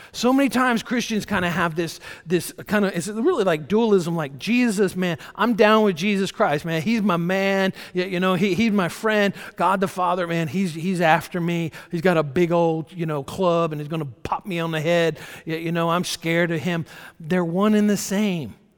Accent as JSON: {"language": "English", "region": "Georgia", "country": "United States", "tie": "born or raised there", "moved": "yes", "said": "I'm kind of a, I guess, an old country boy. I was born in Georgia and lived there for the first number of years of my life."}